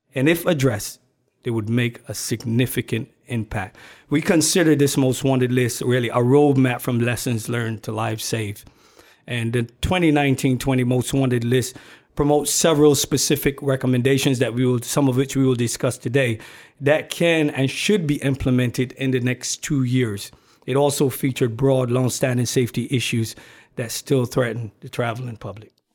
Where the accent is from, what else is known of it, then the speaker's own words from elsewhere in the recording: Barbados; also born or lived in Brooklyn, New York / California / Washington, D.C.; now in United States; I was born and raised in Barbados. I migrated to this country